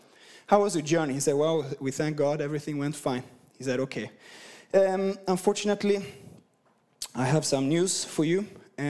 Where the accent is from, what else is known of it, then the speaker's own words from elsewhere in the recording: Sweden; English is a second language; You know, I'm from Sweden and I've been across the world. My accent is just messed up. So I hope you can understand me, at least half of what I'm saying.